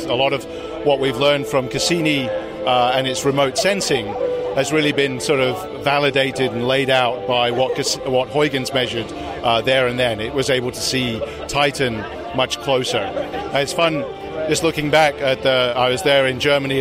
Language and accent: English; United Kingdom; moved away; also born or lived in Netherlands / United States; I'm British. I worked in the Netherlands and the UK and in the US